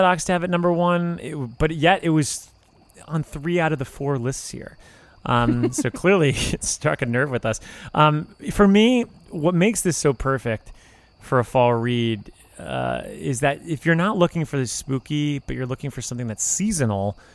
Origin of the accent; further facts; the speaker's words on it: South Florida, United States; moved away as an adult; also born or lived in Tallahassee, Florida; now in Chicago, United States; I'm from South Florida